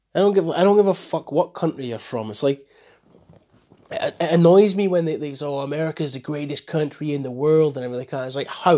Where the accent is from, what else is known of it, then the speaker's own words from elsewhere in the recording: Scotland, United Kingdom; I'm proud to be Scottish.